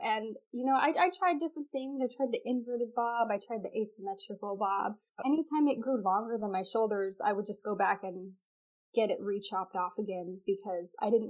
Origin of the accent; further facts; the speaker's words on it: Texas, United States; I'm 25 right now. Yes. I do live in Texas. I know I don't really sound like it, but I'm from Texas.